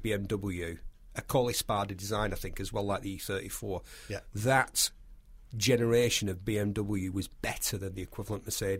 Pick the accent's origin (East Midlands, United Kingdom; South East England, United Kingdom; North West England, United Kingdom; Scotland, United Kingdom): North West England, United Kingdom; small town just north of Manchester